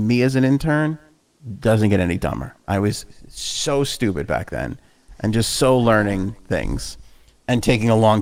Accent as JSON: {"language": "English", "town": "New York City", "region": "New York", "country": "United States", "tie": "born or raised there", "said": "I grew up in Queens, so I spent very little time on Long Island"}